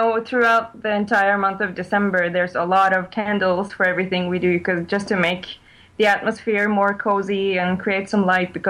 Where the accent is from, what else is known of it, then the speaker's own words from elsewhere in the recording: Norway; also born or lived in Ivory Coast; I grew up in Ivory Coast and Norway. I'm Norwegian. My parents are Norwegian